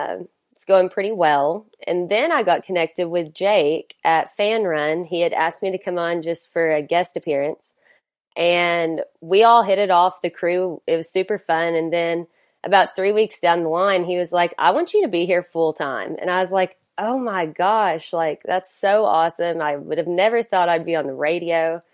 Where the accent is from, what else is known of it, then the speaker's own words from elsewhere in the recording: Oak Ridge, Tennessee, United States; also born or lived in Knoxville / Hawaii; So I was born in Knoxville, but I moved around a lot, especially growing up. So I actually lived in Hawaii two separate times growing up. And then, when we moved back the second time, I went to Oak Ridge, graduated from Oak Ridge High School.